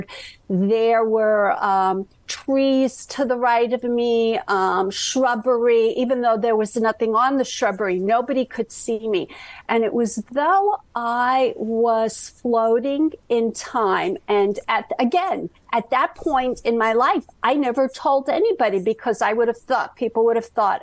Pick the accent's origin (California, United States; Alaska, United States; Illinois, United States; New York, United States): New York, United States; New York City; accent: Brooklyn; moved away as an adult; now in Florida, United States; It is my Brooklyn accent. I live in Florida now, but many years ago, I was born in Brooklyn, New York, where I spent I spent my teenage years there and my young adult years there.